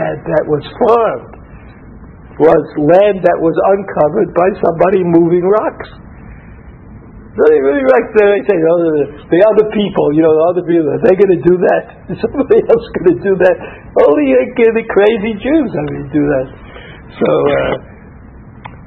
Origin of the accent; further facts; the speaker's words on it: New York City, New York, United States; now in Israel; I was from Brooklyn